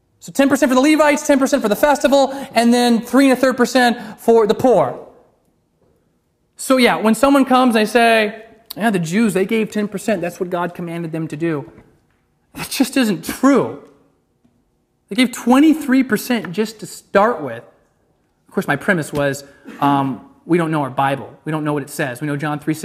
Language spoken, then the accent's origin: English; Alaska, United States; my home state of Alaska